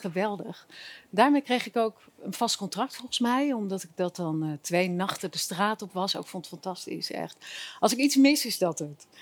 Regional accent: Zeeland, Netherlands; moved away as an adult; now in Amsterdam, Netherlands; ik ben geen Amsterdammer kom oorspronkelijk uit Zeeland, maar ik ben in Amsterdam gaan studeren.

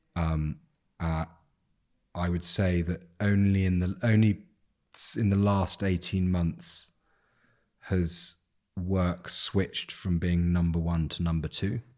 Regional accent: England, United Kingdom; I'm English

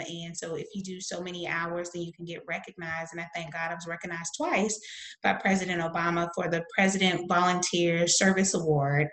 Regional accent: the South, United States; I'm from the South in the United States

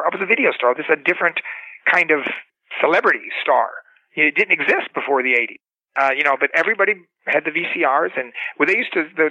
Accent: Cocoa Beach, Florida, United States; moved away as an adult; also born or lived in Los Angeles; I was a kid from Cocoa Beach, Florida

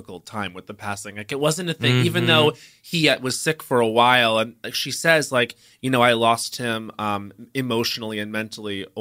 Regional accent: Long Island, New York, United States; I'm from Long Island

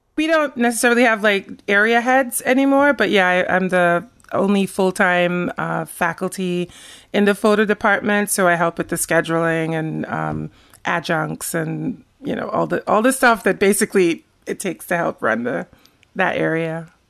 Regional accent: Sint Maarten; moved away as an adult; also born or lived in Rotterdam, Netherlands; now in Jersey City, United States; I grew up on the Dutch side of Saint Martin.

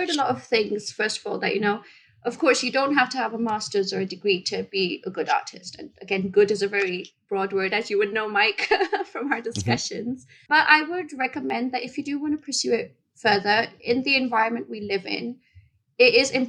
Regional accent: Bahrain; moved away as an adult; also born or lived in India; now in United Kingdom; So I was born in India. I moved to the Middle East in a place called Bahrain. It's next to Saudi Arabia when I was 6 months old. And I was raised there for until I was 18. And then I moved to the UK.

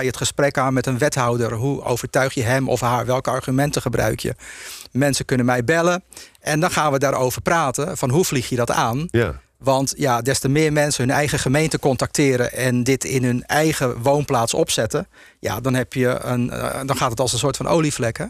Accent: Zaanstreek, North Holland, Netherlands; ik ben ehm, eh, geboren in de Zaanstreek. En ik heb altijd veel in het Agatenpark gespeeld

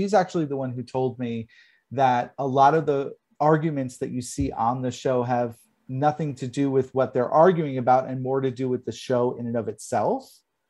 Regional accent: New York, United States; I'm a New Yorker. I love New York. I love New Jersey because of the fact that I'm Italian too.

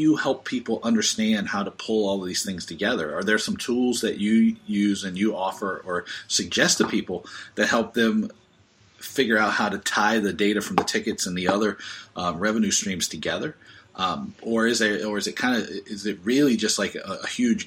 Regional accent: Seattle, Washington, United States; we're both from Seattle

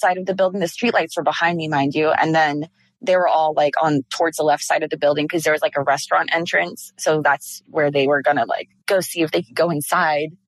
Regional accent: Orlando, Florida, United States; also born or lived in DeLand, Florida; I grew up in Orlando, Florida.

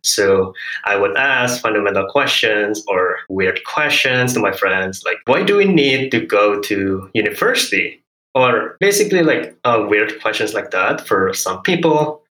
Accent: Indonesia; first language Hokkien; English is a second language; So I grew up in Indonesia with Hokkien as my first language before learning Bahasa Indonesia. And I moved between different islands and provinces as well, went to local schools and university, but not an international one.

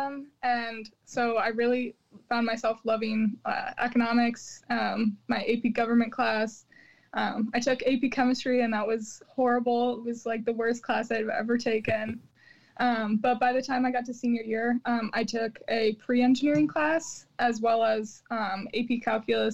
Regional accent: Chicago, Illinois, United States; also born or lived in Champaign, Illinois; I'm from Chicago

